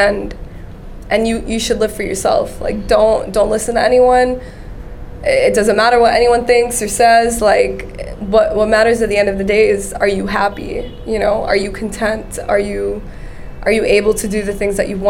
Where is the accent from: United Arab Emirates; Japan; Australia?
United Arab Emirates; Dubai; moved away as an adult; also born or lived in Kerala, India / San Francisco; I was born and raised in Dubai. I'm Indian, but born and raised in Dubai.